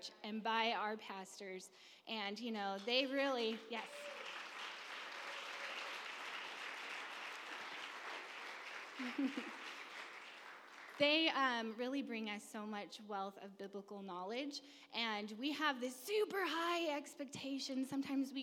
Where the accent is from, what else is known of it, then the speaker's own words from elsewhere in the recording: California, United States; I'm from California, never been on a farm.